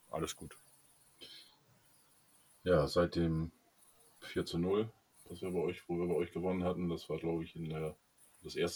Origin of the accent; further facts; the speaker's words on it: Bremen, Germany; Und als Bremer dann auch noch äh, musst du dich auch äh, verkleiden sozusagen